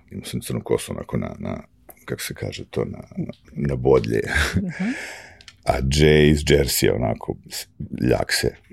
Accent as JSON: {"language": "Croatian", "region": "Belgrade", "country": "Serbia", "tie": "born or raised there", "moved": "as an adult", "lives_now": "New York, United States", "said": "ja sam došao iz Beograda pre, kad? Pre godinu i po dana"}